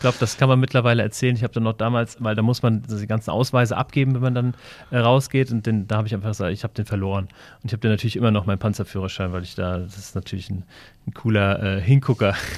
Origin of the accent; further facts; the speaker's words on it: near Wiesbaden, Hesse, Germany; ich bin ähm, bei Wiesbaden groß geworden, ähm, in einem sehr, ähm, ja, in, in, einem kleinen Ort, würde ich sagen, ähm, so 20 Kilometer von Wiesbaden entfernt.